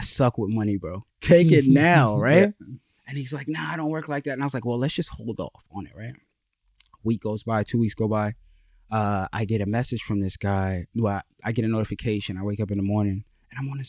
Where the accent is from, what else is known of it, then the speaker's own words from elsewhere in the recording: Trenton, New Jersey, United States; moved away as an adult; also born or lived in Philadelphia / Massachusetts; I'm originally from Trenton, New Jersey